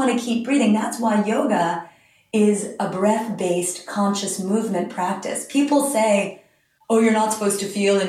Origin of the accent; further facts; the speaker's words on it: New York City, New York, United States; now in Long Island, United States; I grew up in Manhattan when kale was just a decorative plant in the planters of Park Avenue